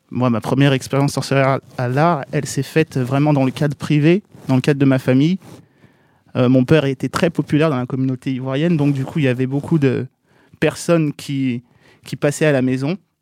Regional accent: Bondy, Île-de-France, France; je suis de Bondy

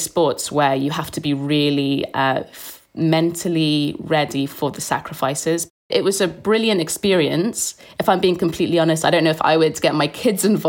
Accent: Cardiff, Wales, United Kingdom; I'm from Cardiff

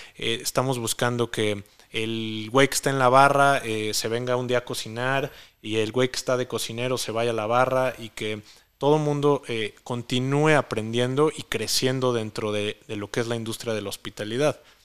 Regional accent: Mexico; aquí en México

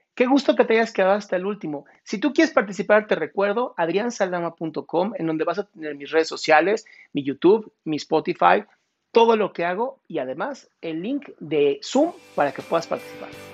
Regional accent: Mexico

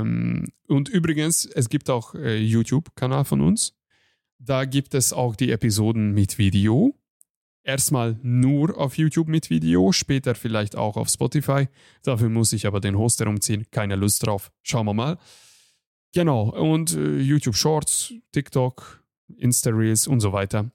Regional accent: Hungary; German is a second language; now in Germany; ich bin Ungar, ich komme aus Ungarn

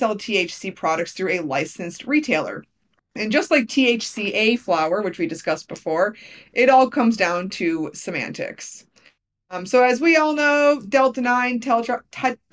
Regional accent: Wisconsin, United States; my home state of Wisconsin

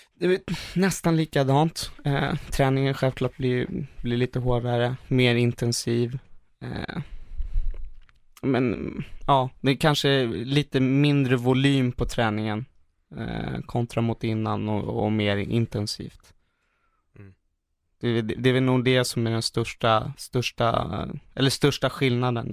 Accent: Sweden; hemma i Sverige

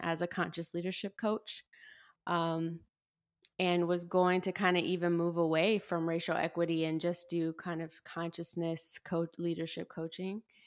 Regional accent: the Panhandle of Florida, United States; moved away; also born or lived in Chicago; I grew up in the South, um, and what I like to refer to as the Redneck Riviera, the Panhandle of Florida

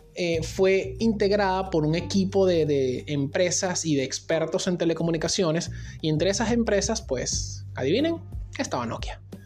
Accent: Venezuela; en mi país, en Venezuela

